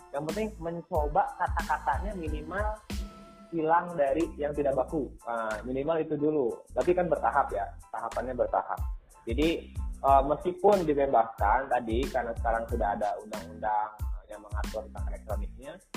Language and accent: Indonesian; Karawang, West Java, Indonesia; accent: Sundanese Karawang; also born or lived in Bandung; saya orang Karawang asli